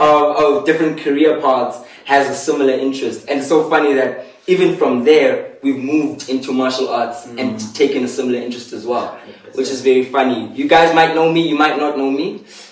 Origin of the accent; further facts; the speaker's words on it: East London, Eastern Cape, South Africa; moved away; also born or lived in Mthatha; I was born in Mthatha, grew up in East London, and then moved all the way to Cape Town.